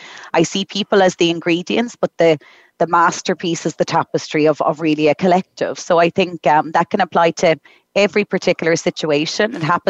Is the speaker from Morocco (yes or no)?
no; Galway, Connacht, Ireland; I'm tuning into you from the west of Ireland today. I'm 100% Irish, from a lovely place called Galway.